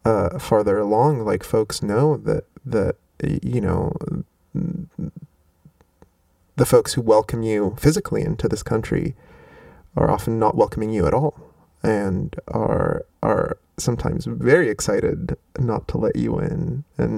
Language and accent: English; Rabat, Rabat-Salé-Kénitra, Morocco; moved away as an adult; now in United States; I grew up in Rabat, so I grew up not far from the water.